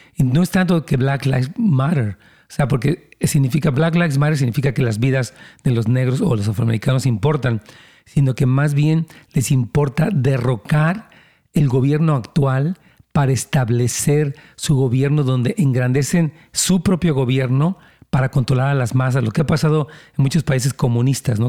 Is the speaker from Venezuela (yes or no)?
no; Mexico; now in United States; yo vengo de México